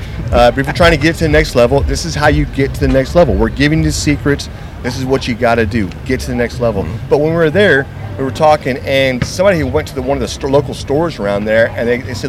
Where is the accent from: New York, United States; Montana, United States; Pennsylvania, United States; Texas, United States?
Texas, United States; I'm from Texas